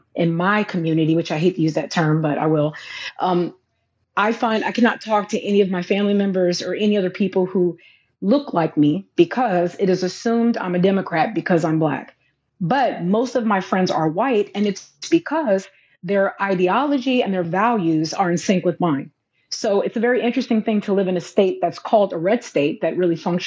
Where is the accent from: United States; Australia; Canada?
United States; Los Angeles, California; now in Louisiana, United States; I'm from Los Angeles